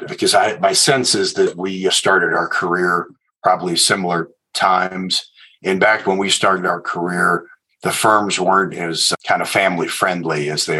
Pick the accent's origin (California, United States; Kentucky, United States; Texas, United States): Texas, United States; Houston; I'm nearly a native of Houston, Texas